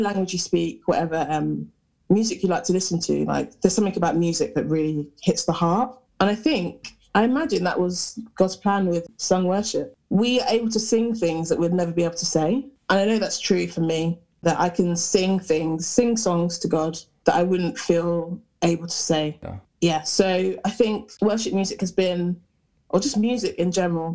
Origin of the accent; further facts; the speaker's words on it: Hertfordshire, East of England, United Kingdom; moved away as an adult; now in Nottingham, United Kingdom; I'm from Hertfordshire originally, which is like near London